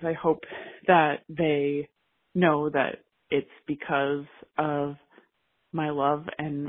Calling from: Seattle, Washington, United States; I'm calling from Seattle, Washington.

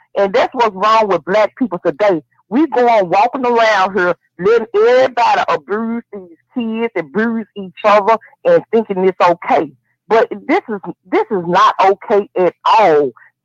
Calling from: Memphis, Tennessee, United States; Yeah, I'm calling from Memphis, Tennessee.

